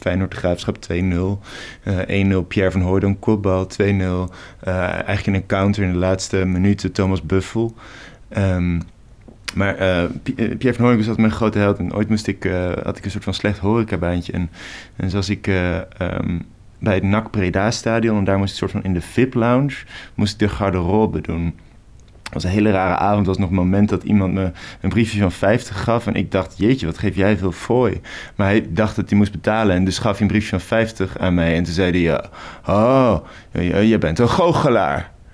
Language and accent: Dutch; Rotterdam, South Holland, Netherlands; Ik kom uit Rotterdam